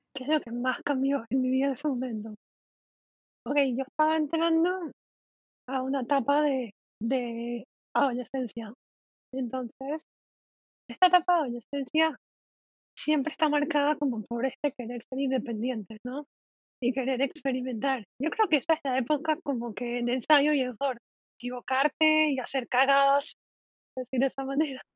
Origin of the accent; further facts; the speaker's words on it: Panama; soy de Panamá